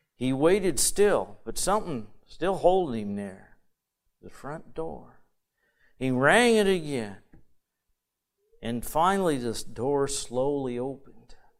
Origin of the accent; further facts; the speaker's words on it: Michigan, United States; I'm from Michigan